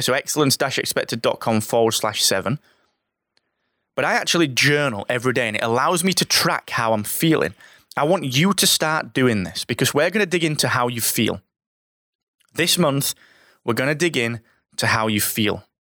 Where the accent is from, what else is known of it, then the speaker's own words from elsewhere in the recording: Barnsley, Yorkshire and the Humber, United Kingdom; I'm from Barnsley